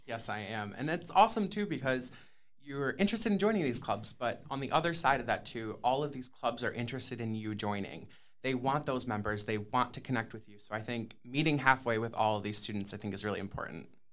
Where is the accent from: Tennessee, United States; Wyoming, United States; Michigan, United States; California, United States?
Michigan, United States; Sterling Heights; I am originally from Sterling Heights, Michigan, which is in the Metro Detroit area